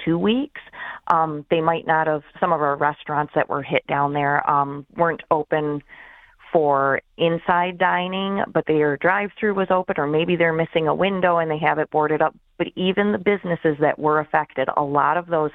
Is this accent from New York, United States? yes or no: no; Gaylord, Michigan, United States; I've lived here my whole life. I was born and raised in Gaylord